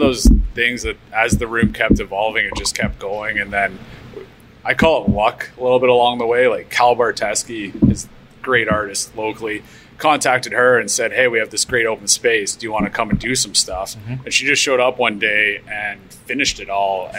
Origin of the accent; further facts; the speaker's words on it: Calgary, Alberta, Canada; moved away; I'm originally from Calgary